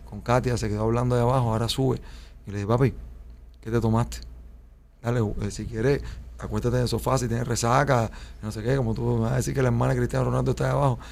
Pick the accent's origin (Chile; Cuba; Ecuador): Cuba; moved away as an adult; also born or lived in Spain; now in Miami, United States; como somos los cubanos